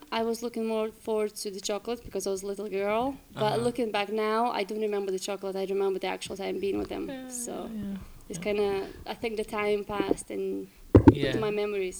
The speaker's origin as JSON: {"language": "English", "country": "Lithuania", "tie": "born or raised there", "second_language": "English", "moved": "as an adult", "lives_now": "Glasgow, United Kingdom", "said": "I'm from Lithuania, and I've been living in UK, Scotland, for last, I think, 8 years? No, I'm lying, seven. 7 years, yes."}